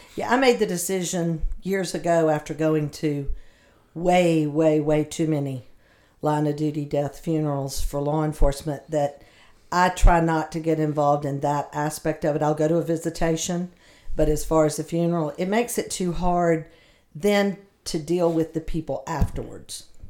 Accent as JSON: {"language": "English", "region": "the South", "country": "United States", "accent": "southern", "said": "my southern accent"}